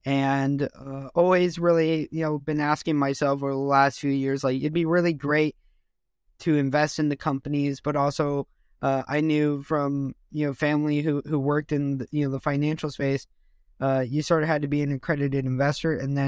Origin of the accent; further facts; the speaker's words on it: Los Angeles, California, United States; So for me … from Los Angeles. I grew up in a military family in the United States. So I got to live all over the world and really experience different things.